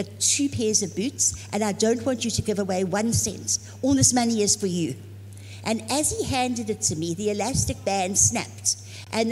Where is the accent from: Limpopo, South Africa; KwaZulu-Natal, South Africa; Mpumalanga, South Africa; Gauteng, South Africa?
KwaZulu-Natal, South Africa; Zululand; moved away as an adult; also born or lived in Dallas; I'm from Africa, from Zululand.